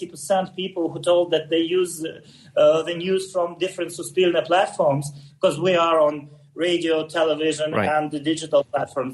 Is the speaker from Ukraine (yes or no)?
yes; Ukraine; first language Russian; English is a second language